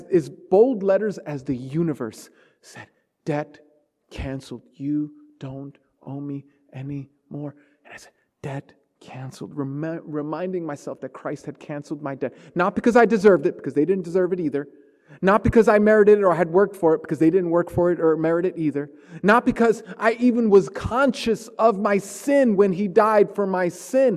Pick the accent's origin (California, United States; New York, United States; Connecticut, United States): New York, United States; New York City; growing up in Brooklyn in the 80s